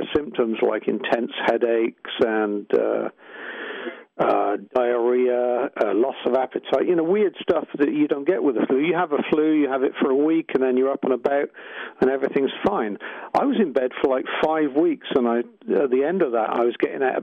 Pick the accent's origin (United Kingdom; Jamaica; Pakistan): United Kingdom; England; It's in the English genes